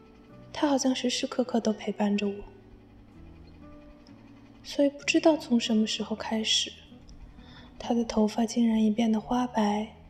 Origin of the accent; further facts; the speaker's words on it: Jiangnan, China; moved away as an adult; now in Busan, South Korea; 我现在呢是在釜山大学念研究生。我的故乡是一座美丽的江南小城。